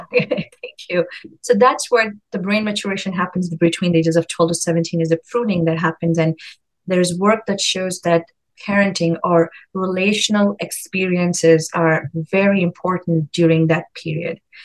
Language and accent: English; India; moved away; I come from India. It's a more collective society. And um, now raising my own child here in a very individualistic society